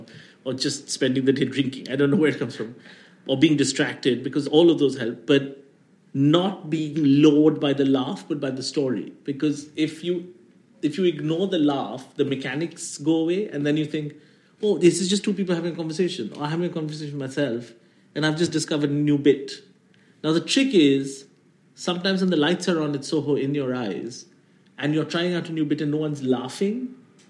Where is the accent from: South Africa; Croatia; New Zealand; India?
India